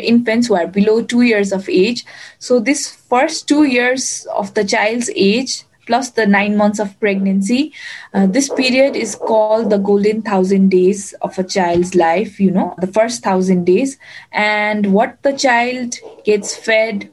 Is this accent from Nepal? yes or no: yes; Kathmandu, Bagmati, Nepal; I'm from Kathmandu, Nepal.